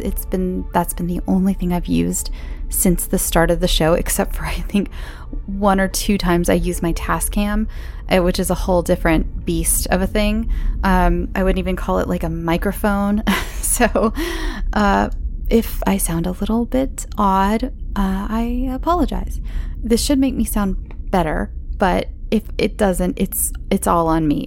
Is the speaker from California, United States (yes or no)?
yes; Imperial, California, United States; I'm from a place called Imperial, California